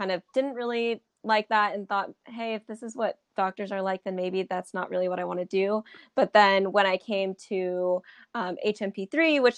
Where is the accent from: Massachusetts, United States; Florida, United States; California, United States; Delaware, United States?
California, United States; Huntington Beach; moved away as an adult; now in New Haven, United States; I'm originally from Orange County. I'm from Huntington Beach, Orange County